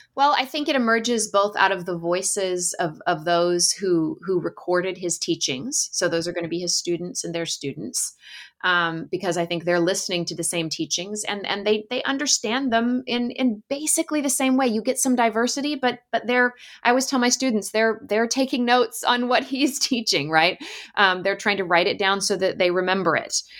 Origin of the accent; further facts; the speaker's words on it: Alaska, United States; So I grew up in Alaska and spent a lot of time playing in the woods in the summers